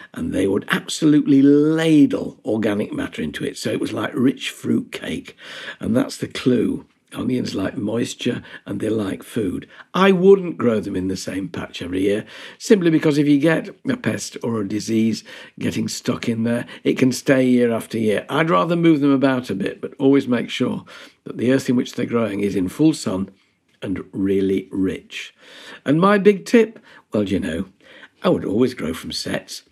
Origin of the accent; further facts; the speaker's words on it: Yorkshire and the Humber, United Kingdom; being a Yorkshireman